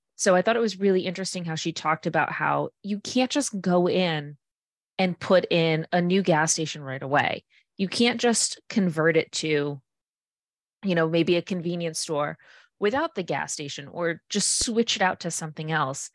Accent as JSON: {"language": "English", "town": "Fall River", "region": "Massachusetts", "country": "United States", "said": "I'm from Fall River and there's tons of redevelopment in our city"}